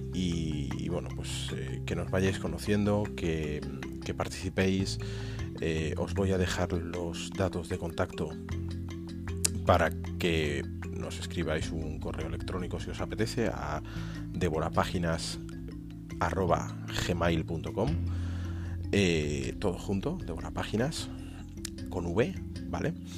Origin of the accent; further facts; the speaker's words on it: Aranjuez, Community of Madrid, Spain; los dos somos de Madrid, de Aranjuez